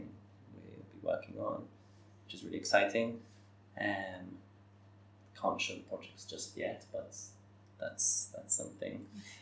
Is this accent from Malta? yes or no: yes; Malta; my home country